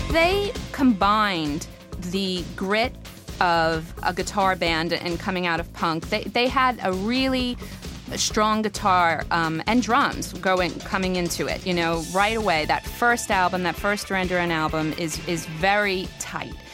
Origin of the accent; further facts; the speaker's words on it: Weehawken, New Jersey, United States; Growing up in Weehawken, New Jersey